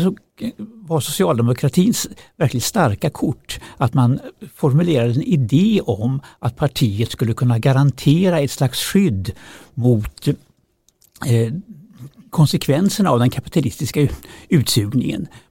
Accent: Kramfors, Västernorrland County, Sweden; moved away; själv kommer jag från Kramfors. Eh, när jag växte upp där på 60-talet

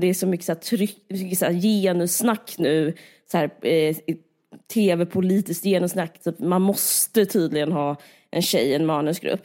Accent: Simrishamn, Skåne, Sweden; du och jag är uppvuxna på Österlen och i Simrishamn

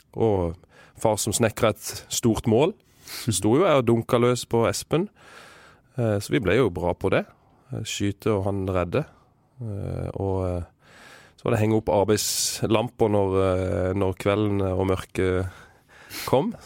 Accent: Vigør, Agder, Norway; i Vigør, der jeg kommer fra

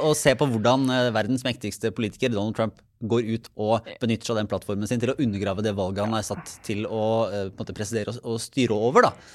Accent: Norway

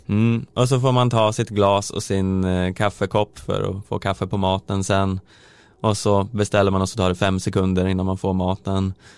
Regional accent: Söderhamn, Gävleborg County, Sweden; jag kommer från Söderhamn

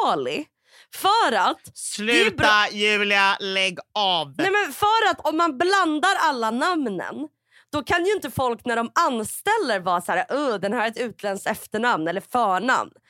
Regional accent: Huddinge, Stockholm County, Sweden; jag är {S0} fortfarande en blyg tjej från Huddinge.

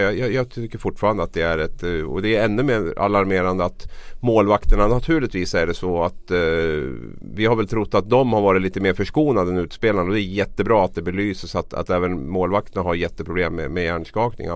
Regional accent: Gävle, Gävleborg County, Sweden; mitt hem, min hemstad Gävle

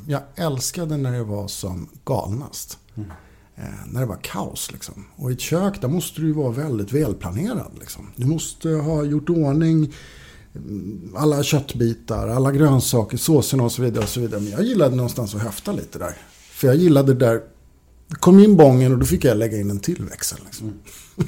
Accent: Norrtälje, Stockholm County, Sweden; also born or lived in Högdalen, Stockholm; Jag kommer ursprungligen från Norrtälje. Mm. Ehm, växte upp i Norrtälje

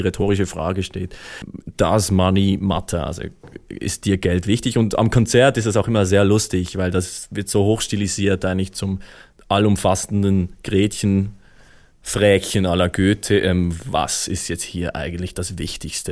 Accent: Switzerland; als Schweizer

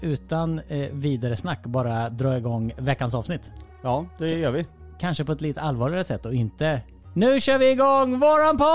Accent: Motala, Östergötland, Sweden; jag är född eh, på Motala

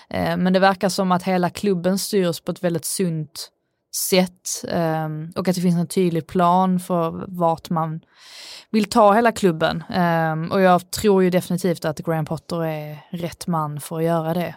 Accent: Sweden; jag är svensk

